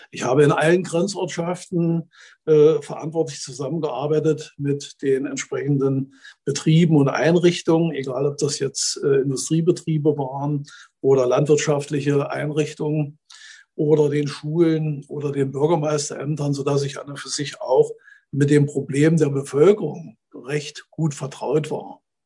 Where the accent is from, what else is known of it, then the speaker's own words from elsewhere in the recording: Neuruppin, Brandenburg, Germany; moved away as an adult; also born or lived in Eichsfeld; stamme eigentlich nicht aus dem Eichsfeld. Ich komme aus Neuruppin, das liegt 80 Kilometer nördlich von Berlin